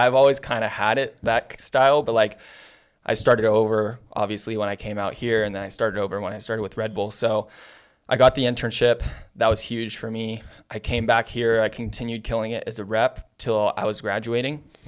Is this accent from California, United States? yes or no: yes; San Diego, California, United States; also born or lived in Santa Monica; I'm originally from San Diego.